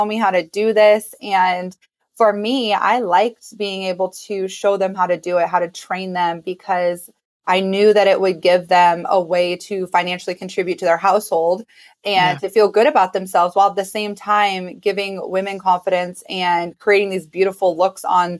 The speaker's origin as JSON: {"language": "English", "region": "Illinois", "country": "United States", "tie": "born or raised there", "moved": "yes", "lives_now": "Las Vegas, United States", "said": "my hometown in Illinois"}